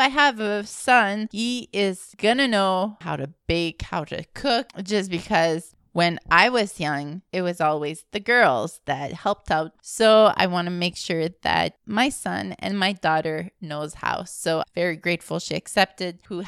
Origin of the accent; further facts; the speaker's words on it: Alberta, Canada; now in Montreal, Canada; I live in Montreal, but originally I'm from Alberta, a Franco-Albertan as well